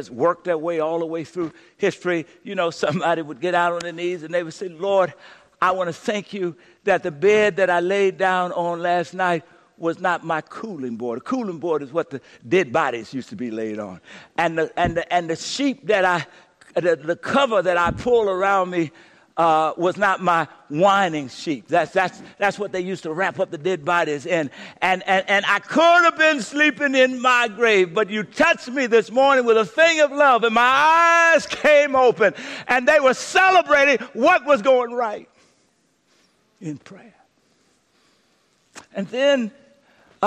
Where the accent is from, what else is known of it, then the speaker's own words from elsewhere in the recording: Louisiana, United States; moved away; When I was growing up in Louisiana